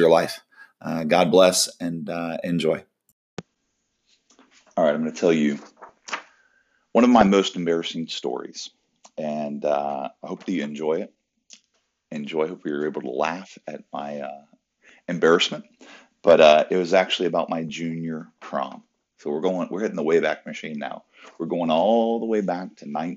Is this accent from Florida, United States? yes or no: yes; Orlando, Florida, United States; It's kind of right outside of Orlando, right outside of my hometown